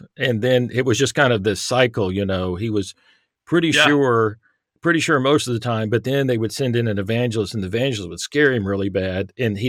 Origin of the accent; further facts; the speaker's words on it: Irving, Texas, United States; now in Northern Arkansas, United States; But I grew up in the Metroplex, the Dallas Fort Worth Metroplex in Irving, Texas.